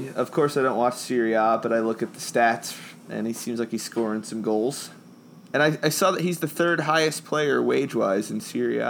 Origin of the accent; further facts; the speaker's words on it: New Jersey, United States; Growing up in New Jersey